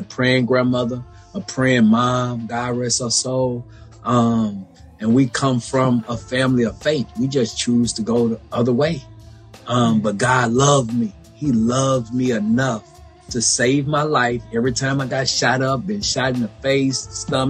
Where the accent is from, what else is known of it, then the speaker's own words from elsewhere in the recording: Baton Rouge, Louisiana, United States; I'm from Baton Rouge, Louisiana